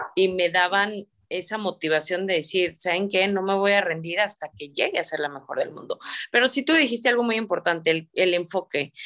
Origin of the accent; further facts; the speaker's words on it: San Luis Potosí, Mexico; moved away as an adult; now in Monterrey, Mexico; yo soy pues originaria de San Luis Potosí